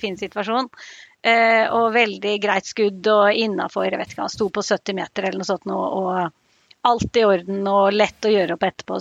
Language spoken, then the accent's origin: Norwegian; Lillehammer, Innlandet, Norway; moved away as an adult; also born or lived in Ås; now in Haugalandet, Norway; Jeg er oppvokst på Lillehammer